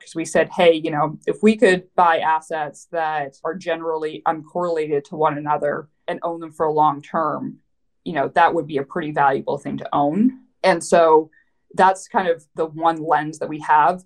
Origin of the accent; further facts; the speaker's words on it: Vancouver, British Columbia, Canada; moved away as an adult; also born or lived in New York City; now in United States; I am Canadian. So, hey, uh, so I grew up in Vancouver